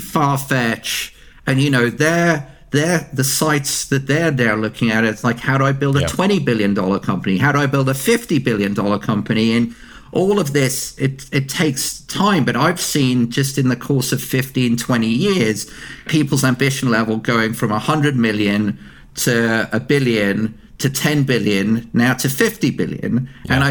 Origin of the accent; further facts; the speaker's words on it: United Kingdom; we're very British